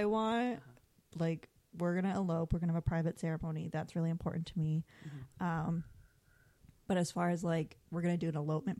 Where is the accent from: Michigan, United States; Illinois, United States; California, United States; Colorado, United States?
Michigan, United States; born or raised there; moved away